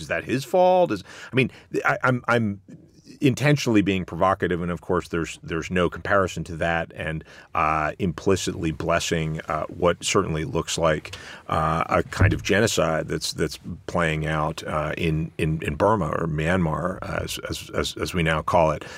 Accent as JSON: {"language": "English", "country": "United States", "tie": "born or raised there", "first_language": "English", "said": "in the U S, where I grew up"}